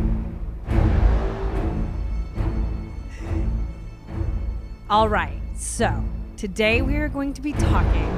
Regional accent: United States; I'm American

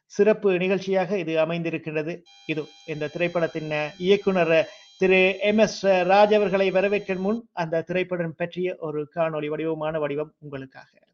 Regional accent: Sri Lanka; நான் இலங்கையை சேர்ந்தன

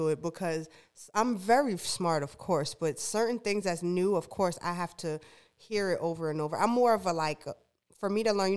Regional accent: New York City, New York, United States; now in North Carolina, United States; I'm from Brooklyn

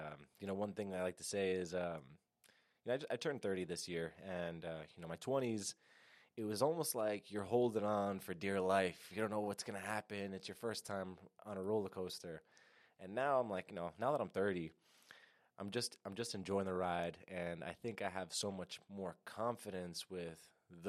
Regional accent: New York, United States; I've been born and raised in New York, currently in Yonkers, New York, so Lower Westchester

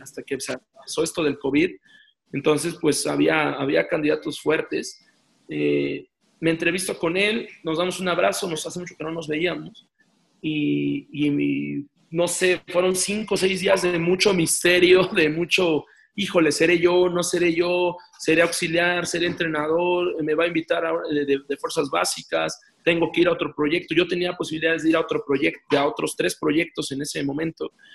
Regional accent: Mexico; aquí en mi país

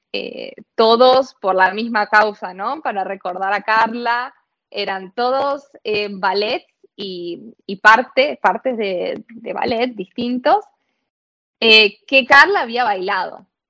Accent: La Plata, Buenos Aires Province, Argentina; moved away as an adult; yo soy de La Plata, eh, viví siempre en La Plata

